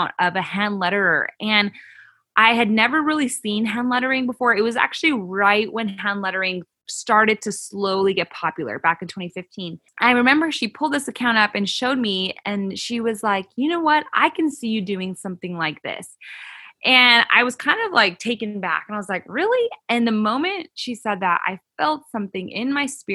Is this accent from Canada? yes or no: yes; Canada; moved away as an adult; also born or lived in California; now in United States; I grew up in Canada, and 2012 is when I moved to the U.S.